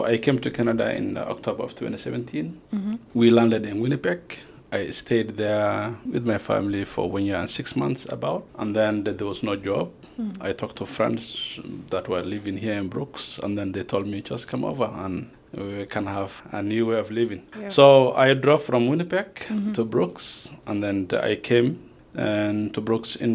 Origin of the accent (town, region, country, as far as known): Kenya; born or raised there; moved away as an adult; also born or lived in Somalia